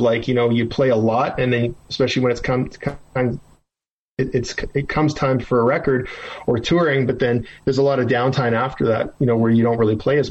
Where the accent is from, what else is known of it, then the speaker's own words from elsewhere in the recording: Canada; being a Canadian guy